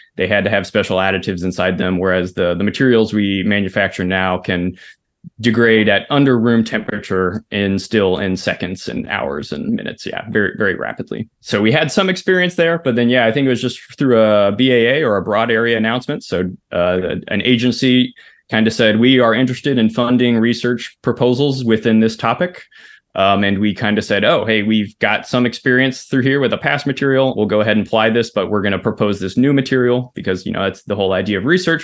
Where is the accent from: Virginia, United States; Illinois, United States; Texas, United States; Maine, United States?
Texas, United States; Pearland; I grew up in Pearland, so it's like a southeast suburb of Houston, Texas